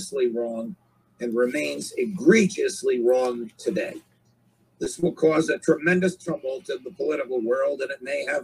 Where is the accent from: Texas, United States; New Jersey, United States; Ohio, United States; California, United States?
New Jersey, United States; New Jersey, my home state